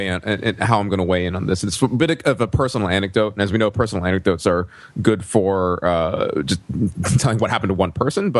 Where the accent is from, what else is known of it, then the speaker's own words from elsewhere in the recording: Georgia, United States; As a Korean American family growing up in Georgia at the time